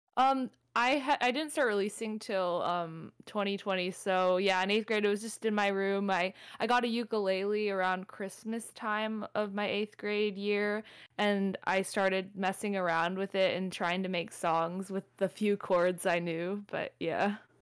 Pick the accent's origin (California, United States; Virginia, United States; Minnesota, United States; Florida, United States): California, United States; Southern; I'm from SoCal.